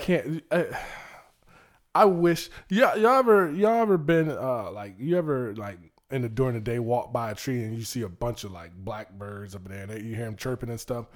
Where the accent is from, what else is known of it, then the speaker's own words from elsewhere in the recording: Suffolk, Virginia, United States; also born or lived in Maryland; I was born in Maryland, but raised in Suffolk